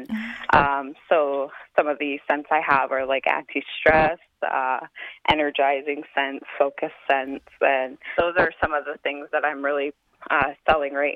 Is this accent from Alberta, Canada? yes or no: yes; Kainai, Alberta, Canada; moved away as an adult; now in Calgary, Canada; I'm Blackfoot and Cree, and I grew up in Kainai for majority of my life before moving to Calgary for school.